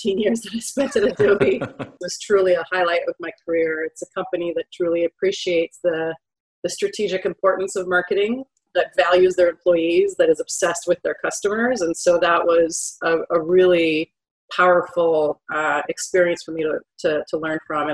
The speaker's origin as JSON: {"language": "English", "town": "Ottawa", "region": "Ontario", "country": "Canada", "tie": "born or raised there", "said": "I live and have always lived in Ottawa, Canada"}